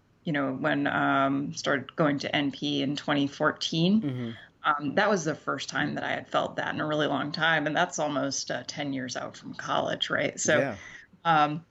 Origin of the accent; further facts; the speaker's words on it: Central Maine, United States; moved away as an adult; also born or lived in Central New York / Boston; now in New York City, United States; I grew up in Central Maine